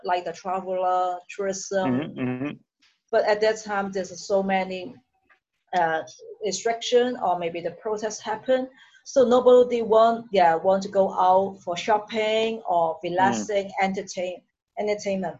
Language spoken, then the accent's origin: English; Hong Kong; I'm from Hong Kong